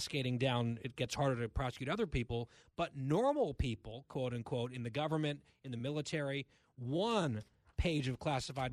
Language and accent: English; United States; as an American